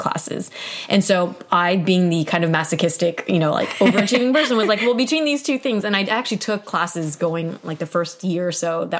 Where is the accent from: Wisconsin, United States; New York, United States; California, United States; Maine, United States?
California, United States; Southern; I was from SoCal at a no-name school